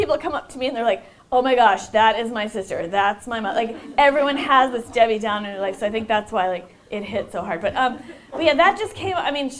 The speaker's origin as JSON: {"language": "English", "region": "New York", "country": "United States", "said": "And I said, I'm from New York, and then they were like, oh, were you there for 9/11?"}